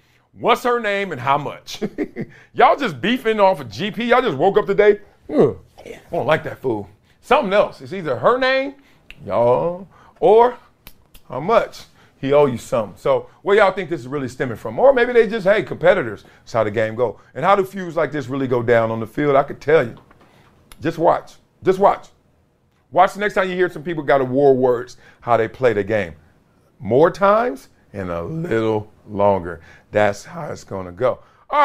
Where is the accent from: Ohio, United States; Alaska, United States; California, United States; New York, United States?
New York, United States; Brooklyn; I'm from Brooklyn.